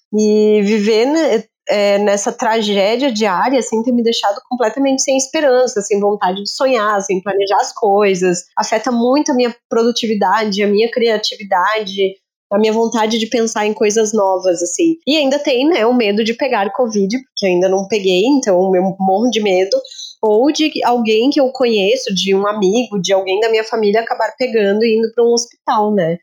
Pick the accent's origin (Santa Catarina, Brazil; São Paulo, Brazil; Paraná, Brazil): Santa Catarina, Brazil; nós, eu e Marina, que somos de Santa Catarina